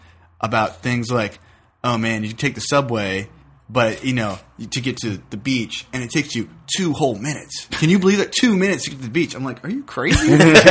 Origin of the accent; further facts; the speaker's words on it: United States; As an American